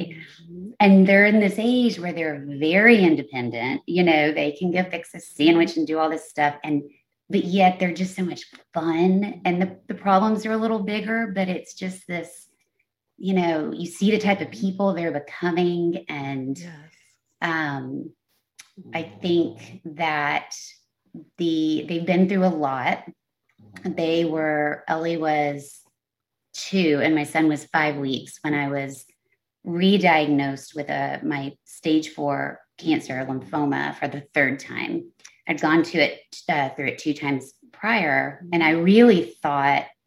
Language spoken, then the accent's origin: English; Texas, United States; moved away as an adult; also born or lived in Los Angeles, California; I am 43 years old and live in Texas